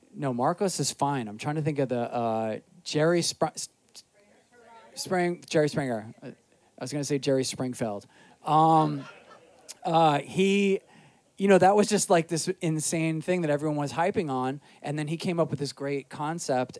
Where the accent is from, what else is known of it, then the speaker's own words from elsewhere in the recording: New York City, New York, United States; also born or lived in Astoria, Queens / Jackson Heights, Queens; I grew up in Rockaway, but when I moved to Astoria and lived in Jackson Heights